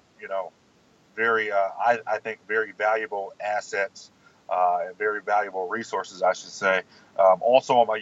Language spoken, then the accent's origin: English; Southern California, United States; now in Texas, United States; We grew up in Southern California